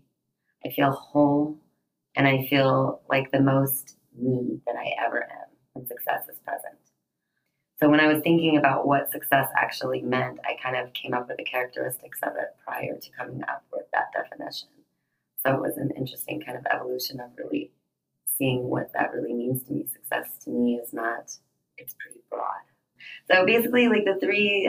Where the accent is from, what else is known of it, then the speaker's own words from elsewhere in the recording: Denver, Colorado, United States; I'm from Denver, Colorado, and I am an aerialist